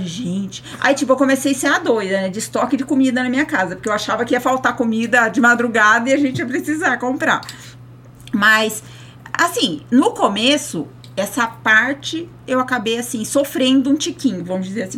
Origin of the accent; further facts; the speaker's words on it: São José dos Campos, São Paulo, Brazil; now in Rio Claro, Brazil; Eu sou nascida e criada em São José dos Campos, no Vale do Paraíba